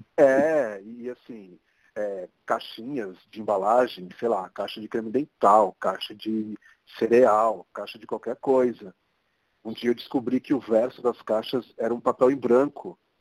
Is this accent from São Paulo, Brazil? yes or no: yes; São Paulo, Brazil; sou daqui de São Paulo mesmo, é, posso dizer que sou um paulistano da Gema